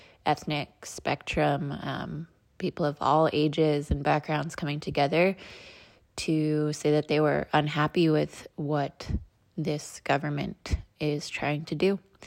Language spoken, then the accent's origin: English; United States; now in Israel; I come from America